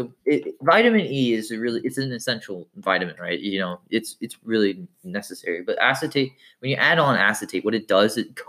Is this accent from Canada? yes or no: no; India; I'm Indian. I wouldn't want a mushroom dick.